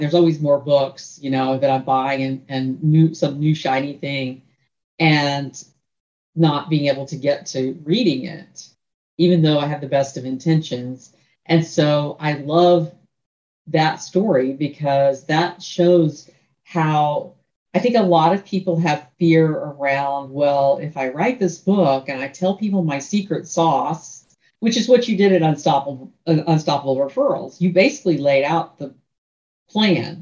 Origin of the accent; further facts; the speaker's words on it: Tallahassee, Florida, United States; now in Central Florida, United States; Tallahassee's my hometown